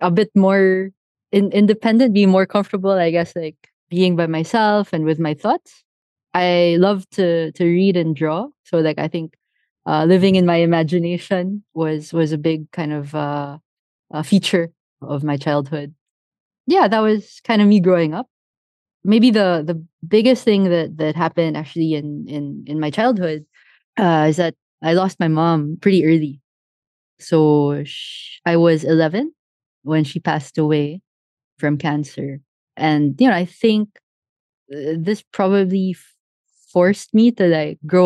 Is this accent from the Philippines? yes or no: yes; Pasay, Metro Manila, Philippines; I grew up in Manila, Pasay to be exact, middle-class family